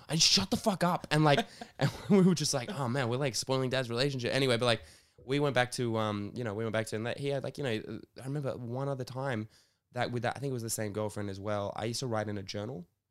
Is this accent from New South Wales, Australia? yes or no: yes; Sydney, New South Wales, Australia; I grew up in Bondi